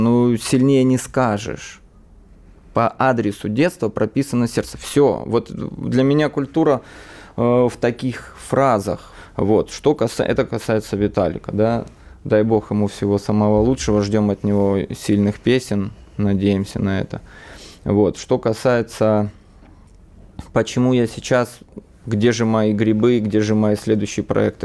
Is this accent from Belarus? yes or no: no; Donbas, Ukraine; now in Russia; родился и рос в Донбассе, на Донбассе